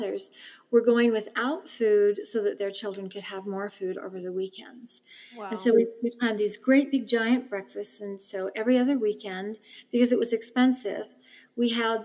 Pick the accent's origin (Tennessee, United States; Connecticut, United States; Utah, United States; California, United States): Utah, United States; Salt Lake City; also born or lived in Glenrock, Wyoming / Midvale, Utah; after the power plant was built about 5 years later, then we moved to the Avenues, where we lived really close to the Salt Lake City Cemetery